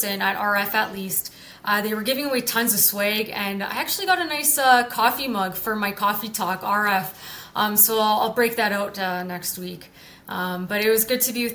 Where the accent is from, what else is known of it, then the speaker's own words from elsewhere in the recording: Canada; I'm Canadian